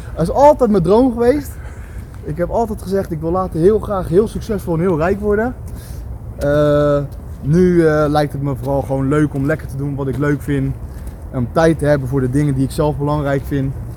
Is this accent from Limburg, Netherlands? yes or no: no; Schiedam, South Holland, Netherlands; now in Vlaardingen, Netherlands; ik ben een Schiedammer, net als jij. Ja. En onze roots liggen hier vlakbij in de Goorse